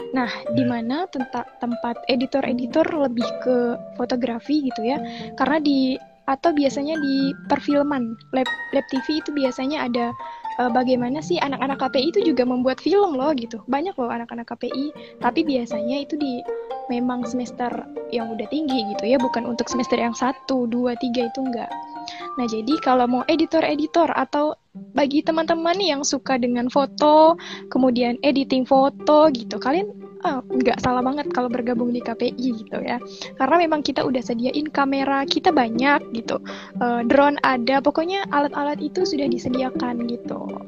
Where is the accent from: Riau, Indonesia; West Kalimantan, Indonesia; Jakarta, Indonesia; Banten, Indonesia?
West Kalimantan, Indonesia; Sintang; karena memang orang tua hmm. saya sendiri tidak mengizinkan untuk keluar dari uh, kota saya gitu dari Sintang